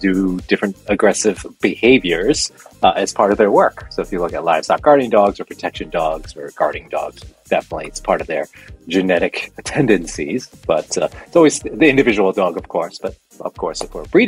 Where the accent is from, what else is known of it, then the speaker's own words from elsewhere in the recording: Rhode Island, United States; moved away as an adult; now in Mystic, United States; I'm originally from Rhode Island, and I kind of moved down south, if you want to call it that, about 30 miles, but it's a long way for a Rhode Islander to move that far.